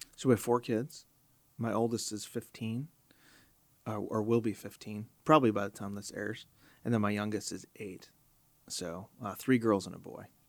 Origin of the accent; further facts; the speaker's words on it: Chicago, Illinois, United States; I grew up in Chicago, so I listened to Moody Radio